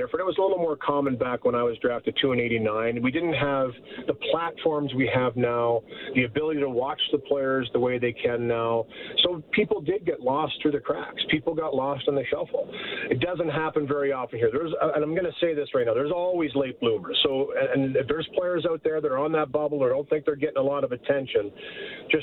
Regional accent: Port Elgin, Ontario, Canada; I was roofing in my hometown of Port Elgin at the time

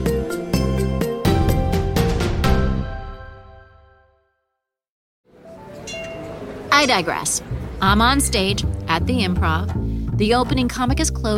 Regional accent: New York City, New York, United States; as a New Yorker

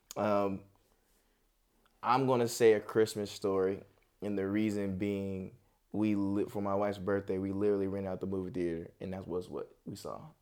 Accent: Charlotte, North Carolina, United States; also born or lived in Oakland, California / Tracy, California; Charlotte, Charlotte is really what raised me. I was born out in Cali

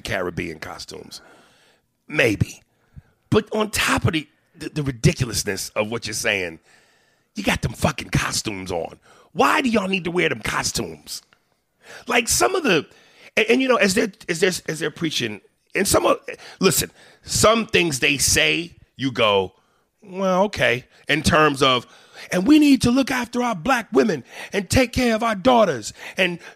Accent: United States; I am an American

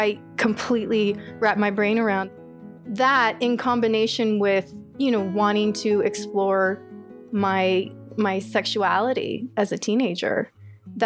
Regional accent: Orange County, California, United States; moved away as an adult; I was raised in Orange County, had a pretty standard Orange County lifestyle, I'd say, growing up

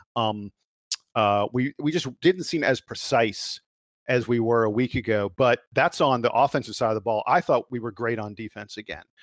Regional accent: Atlanta, Georgia, United States; he's here in my hometown.

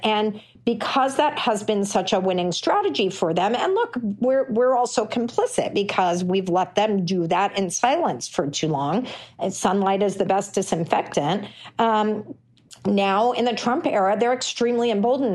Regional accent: Texas, United States; my home state of Texas

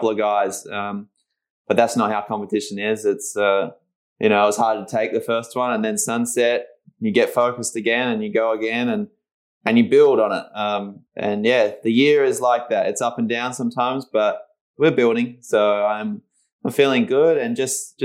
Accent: Margaret River, Western Australia, Australia; I'm in the same place where we did it last year, back in my hometown

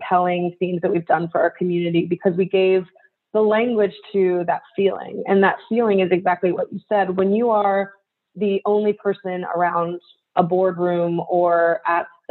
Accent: United States; I'm Japanese American. I'm very Asian presenting in terms of how I look. But culturally, you know, I'm fourth generation

